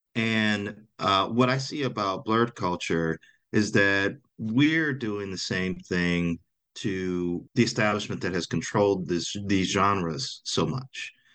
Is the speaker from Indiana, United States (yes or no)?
yes; Gary, Indiana, United States; I grew up in Gary, Indiana